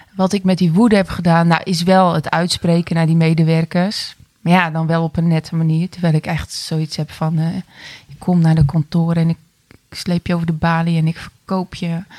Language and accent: Dutch; 's-Hertogenbosch, North Brabant, Netherlands; ik ben 47 eh, jaar en ik kom uit Den Bosch.